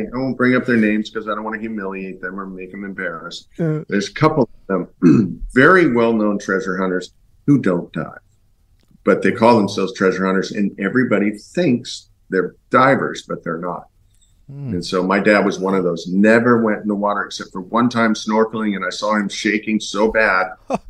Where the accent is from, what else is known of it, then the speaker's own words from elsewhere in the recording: Laguna Beach, California, United States; I grew up in Laguna Beach, California, and I surfed Newport a lot.